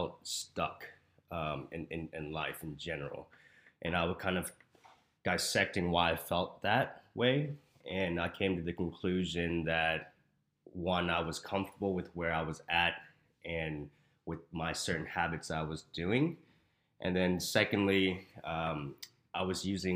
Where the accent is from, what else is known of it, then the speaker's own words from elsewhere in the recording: Houston, Texas, United States; moved away as an adult; now in Arizona, United States; I am from Houston, Texas. I just moved here to Arizona last April.